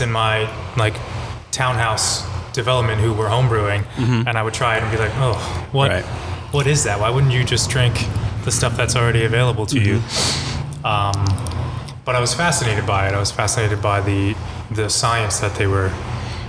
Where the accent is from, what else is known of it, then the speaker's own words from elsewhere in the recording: Freehold, New Jersey, United States; also born or lived in Bradley Beach, New Jersey / Asbury Park, New Jersey; I grew up in Freehold